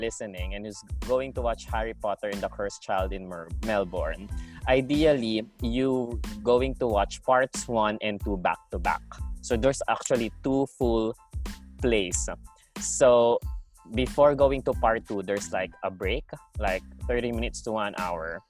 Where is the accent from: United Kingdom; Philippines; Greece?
Philippines; now in Australia; because we're from the Philippines